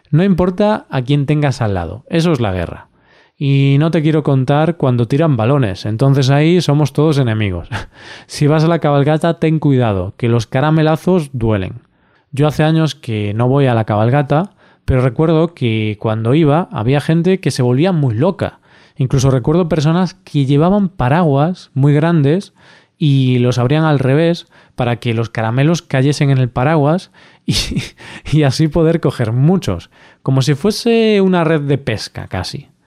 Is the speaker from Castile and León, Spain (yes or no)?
no; Galicia, Spain; Vamos a empezar por Galicia, mi tierra. No pienses que soy egocéntrico o algo así, es solo que es mejor empezar por lo que uno más conoce, ¿no?